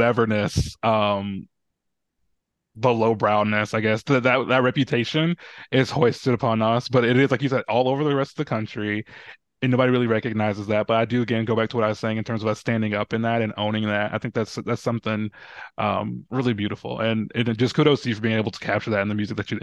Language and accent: English; the South, United States; as a Southerner